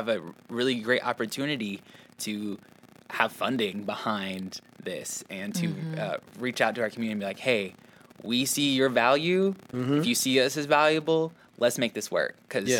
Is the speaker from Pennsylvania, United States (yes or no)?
no; Omaha, Nebraska, United States; I'm born and raised here. And a big thing I learned is that, you know, I grew up in North Omaha very specifically